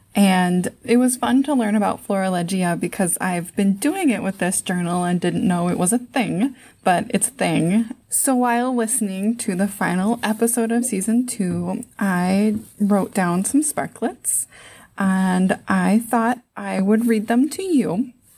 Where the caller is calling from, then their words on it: Saint Paul, Minnesota, United States; I'm calling from Saint Paul, Minnesota.